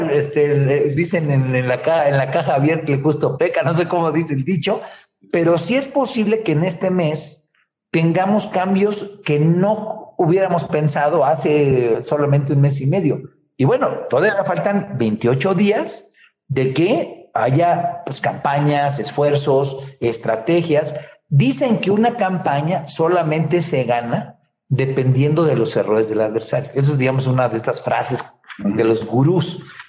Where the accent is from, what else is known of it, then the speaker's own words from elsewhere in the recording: Guerrero, Mexico; yo soy de allá de Guerrero